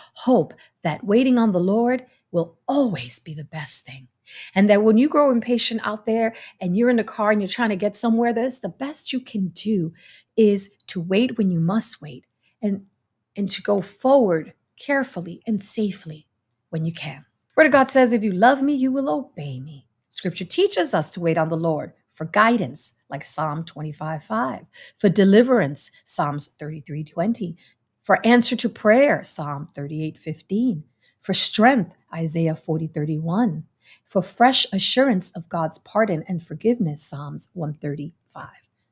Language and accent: English; New York City, New York, United States; I come from New York City